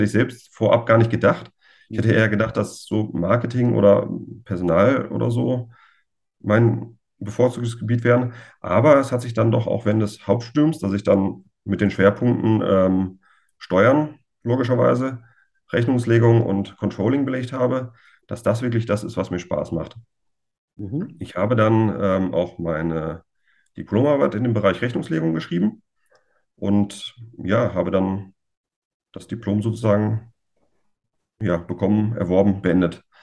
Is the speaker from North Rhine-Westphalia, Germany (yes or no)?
yes; Düsseldorf, North Rhine-Westphalia, Germany; born there; hängt mit meinem Geburtsort völlig überraschend zusammen und ja, eigentlich ist meine ganze Familie ähm, Fan von Fortuna.